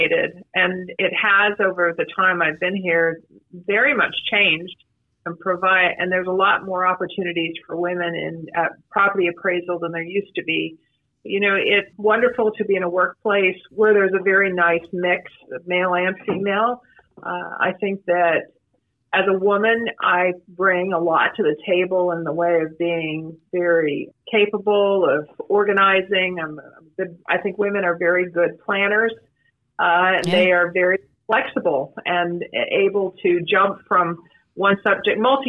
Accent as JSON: {"language": "English", "area": "Palm Beach County", "region": "Florida", "country": "United States", "tie": "born or raised there", "said": "I grew up in Palm Beach County. I went to Palm Beach Gardens High School"}